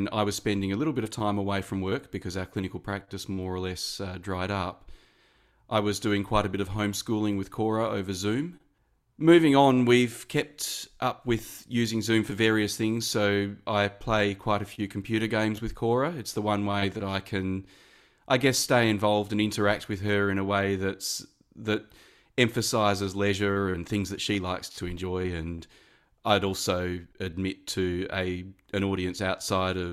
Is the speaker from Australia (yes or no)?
yes; Mandurah, Western Australia, Australia; also born or lived in Perth; now in Sydney, Australia; I'm originally from Mandurah in Western Australia, a city about an hour south of Perth.